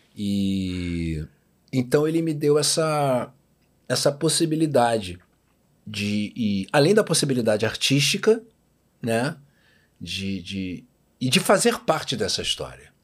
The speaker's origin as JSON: {"language": "Portuguese", "region": "Rio de Janeiro", "country": "Brazil", "tie": "born or raised there", "said": "Eu morei a vida inteira em Botafogo"}